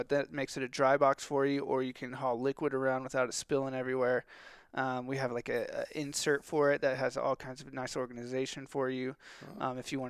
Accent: California, United States; born there; I was born in California, and we did a lot of waterfowl stuff out there.

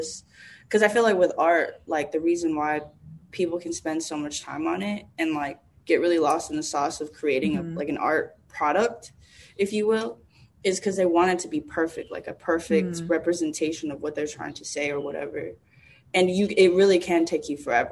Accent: Dallas, Texas, United States; now in New York City, United States; I'm from Dallas, Texas

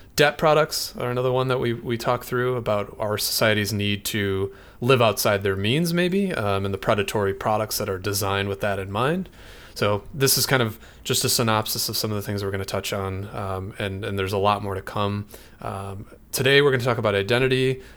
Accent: Michigan, United States; now in San Francisco Bay Area, United States; I'm from Michigan originally, and that's where Mike and I met, uh, but I now live in the San Francisco Bay Area

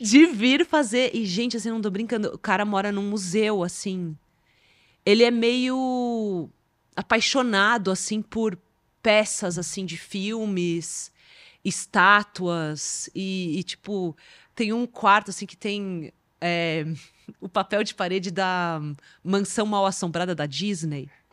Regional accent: Brazil; eu sendo brasileira

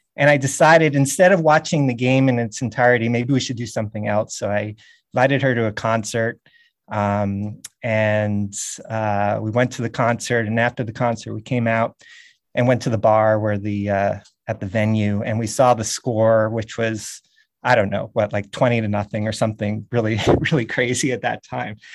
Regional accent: New York City, New York, United States; also born or lived in Montreal; I was born in Montreal, but, uh, really grew up in New York City

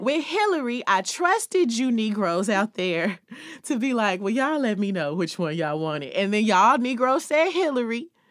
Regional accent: California, United States; California, my home state

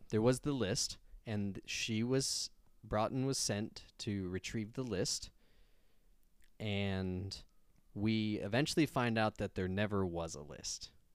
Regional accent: United States; we're American

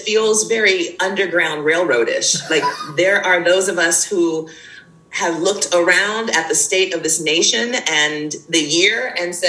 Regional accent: United States; moved away as an adult; now in Jamaica; a Black woman who was born and raised in the States, who spent the majority of my life there

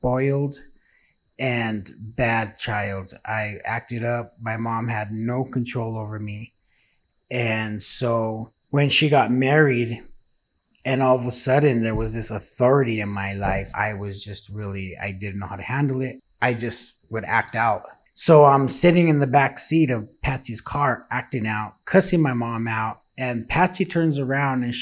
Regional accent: Santa Fe, New Mexico, United States; I was born and raised in Santa Fe, New Mexico

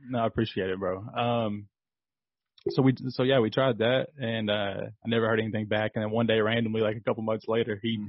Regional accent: Kentucky, United States; I'm from Kentucky

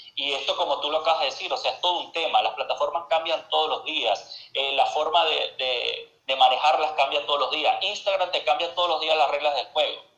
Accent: Venezuela; moved away as an adult; now in Argentina; yo vengo de Venezuela

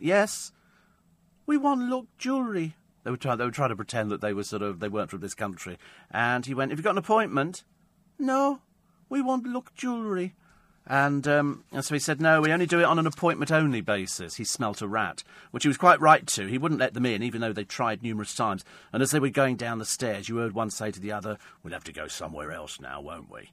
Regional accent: United Kingdom; Because we're British. We're British.

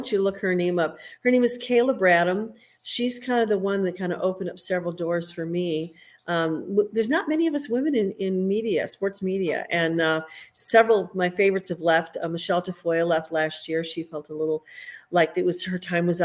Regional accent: Oak Brook, Illinois, United States; moved away; also born or lived in Green Bay, Wisconsin; my hometown of Oak Brook

